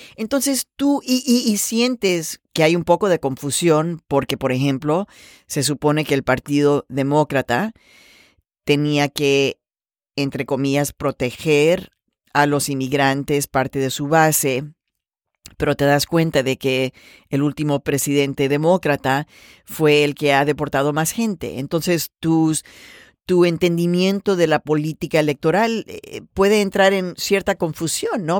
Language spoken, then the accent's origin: Spanish; Mexico; now in United States; todos nacimos en México